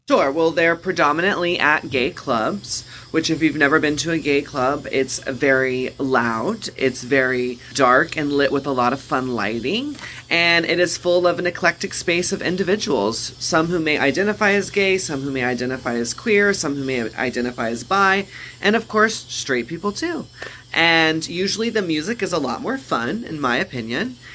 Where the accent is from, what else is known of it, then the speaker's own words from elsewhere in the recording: Texas, United States; Growing up in Texas, there was a lot of stigma around cannabis